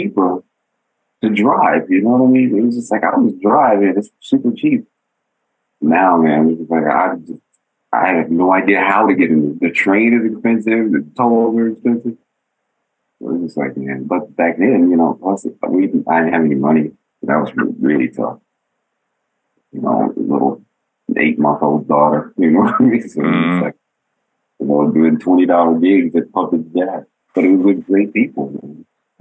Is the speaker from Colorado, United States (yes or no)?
yes; Denver, Colorado, United States; moved away as an adult; I'm from Denver, you know, we didn't really go over people's houses to play